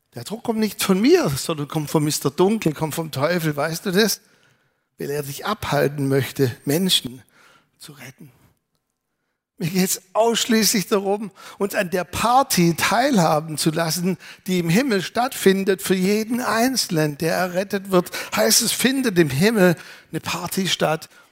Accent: Germany; Wir möchten als Deutsche

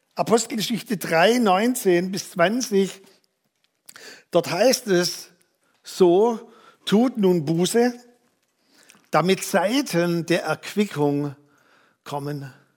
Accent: Germany; als Deutsche

